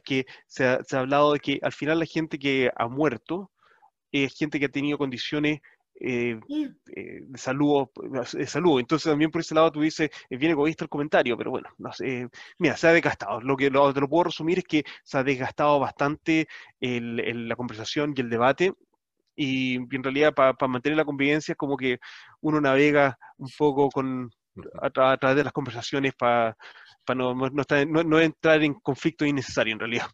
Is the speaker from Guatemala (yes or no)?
no; Chile; nuestra identidad como chilenos. Como chilenos somos bastante orgullosos